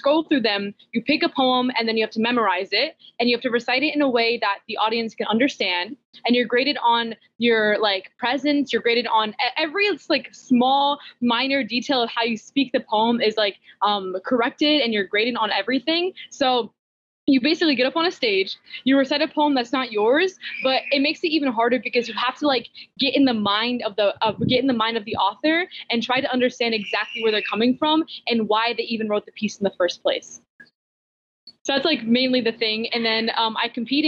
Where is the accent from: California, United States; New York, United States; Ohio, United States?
Ohio, United States; Xenia; as I'm growing up in America